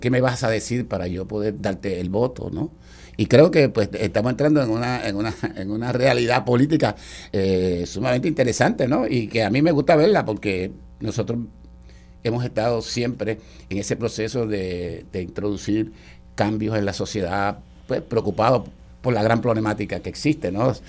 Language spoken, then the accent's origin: Spanish; Puerto Rico; como todo puertorriqueño